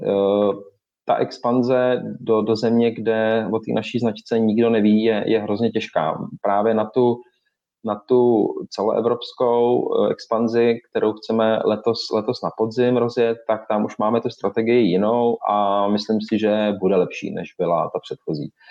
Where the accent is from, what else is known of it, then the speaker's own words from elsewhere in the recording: Czechia; samozřejmě jsme Češi